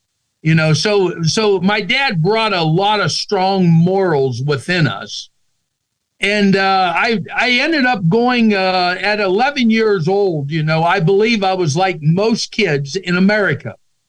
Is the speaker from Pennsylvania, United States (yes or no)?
yes; Pennsylvania, United States; I grew up in Pennsylvania. We grew up in the mountains. In our culture in that area, families done a lot of hunting together.